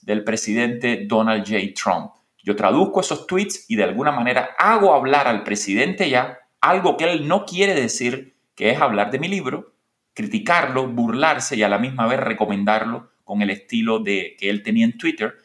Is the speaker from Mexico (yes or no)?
no; Cuba; moved away as an adult; soy un escritor cubano que fue miembro de la Unión de Escritores Cubanos, que publicó cuatro libros en Cuba